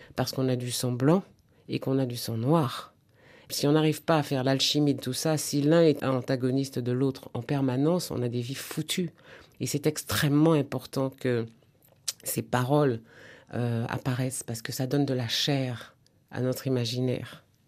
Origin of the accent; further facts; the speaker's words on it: Martinique; je suis de la Martinique